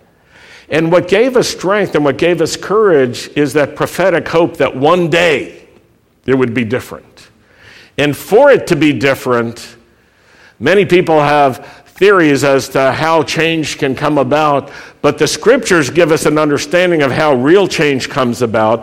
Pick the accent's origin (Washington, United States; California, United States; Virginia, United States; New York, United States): Virginia, United States; Roanoke; I grew up in Roanoke, Virginia, where anti-Semitism and racism were a part of everyday life